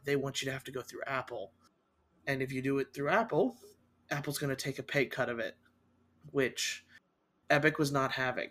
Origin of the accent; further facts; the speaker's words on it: Costa Rica; now in United States; my home country in Costa Rica